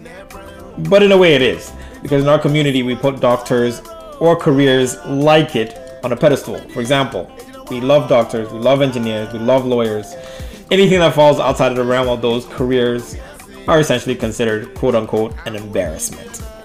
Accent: Kumasi, Ashanti, Ghana; also born or lived in Canada; now in United States; in Ghana, in Kumasi

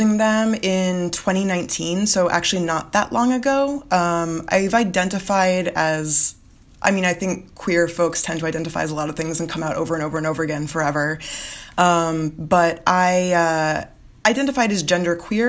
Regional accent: Florida Keys, United States; moved away; So I'm from South Florida. I'm from the Florida Keys. And so I grew up around a lot of Caribbean culture

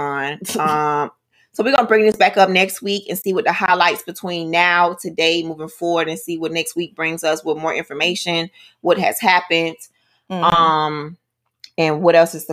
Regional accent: United States; I am American

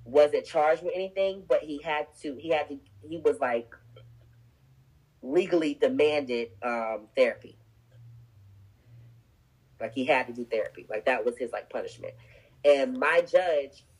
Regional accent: Greenville, North Carolina, United States; growing up in North Carolina, especially Greenville, small town

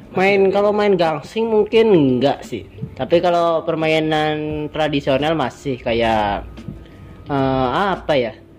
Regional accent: Purbalingga, Central Java, Indonesia; accent: ngapak; gue orang Jawa, bahasanya ngapak-ngapak. Purbalingga itu orang ngapak biasa.

